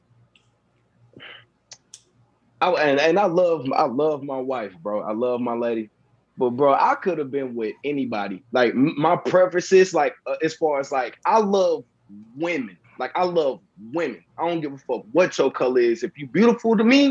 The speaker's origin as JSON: {"language": "English", "town": "East St. Louis", "region": "Illinois", "country": "United States", "said": "I'm from East St. Louis"}